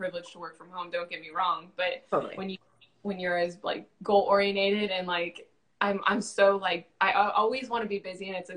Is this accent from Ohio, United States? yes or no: no; San Bernardino Mountains, California, United States; moved away as an adult; now in Central Texas, United States; I was born in California, and I was raised in San Bernardino Mountains, so we grew up with, like, off-roading and camping